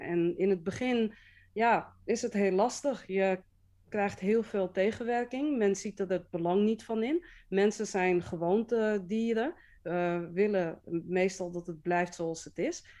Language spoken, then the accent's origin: Dutch; Amsterdam, North Holland, Netherlands; Ik ben wel geboren en getogen in Amsterdam